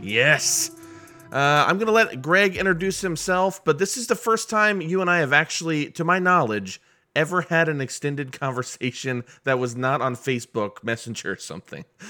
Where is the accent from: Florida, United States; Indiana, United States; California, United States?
Indiana, United States; Muncie; moved away; I'm from Muncie, Indiana, originally